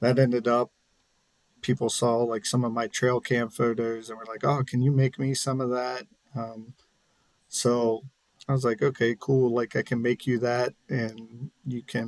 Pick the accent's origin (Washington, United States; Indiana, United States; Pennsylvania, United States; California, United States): Pennsylvania, United States; Spring Grove; I'm originally from a small town in southern York County called Spring Grove, Pennsylvania. When I grew up there, it was, I believe, around 1,800 people.